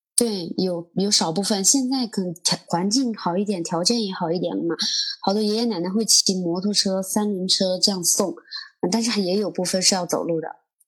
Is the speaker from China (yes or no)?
yes; Guizhou, China; 基本上我们的方言在云贵川是通用的